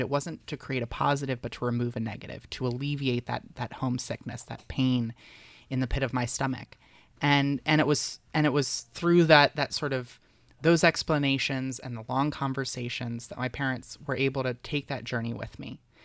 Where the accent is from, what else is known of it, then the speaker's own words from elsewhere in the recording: Delaware, United States; I was very involved in politics in middle school and high school in my home state. Delaware's very tiny